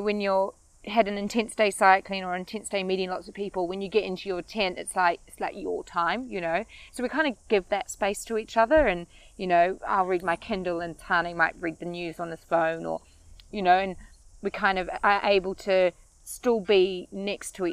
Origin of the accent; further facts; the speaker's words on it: Bombay, Auckland, New Zealand; my hometown in Bombay